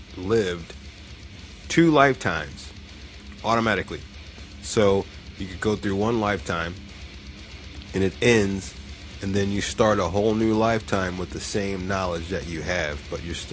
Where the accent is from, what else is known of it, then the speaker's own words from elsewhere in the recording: United States; being American